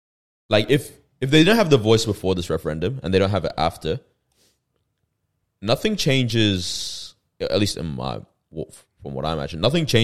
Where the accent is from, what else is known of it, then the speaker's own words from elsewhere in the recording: Australia; being Australian.